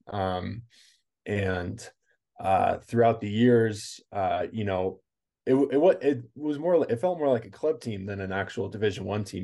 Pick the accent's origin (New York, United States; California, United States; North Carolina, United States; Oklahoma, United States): California, United States; I grew up in California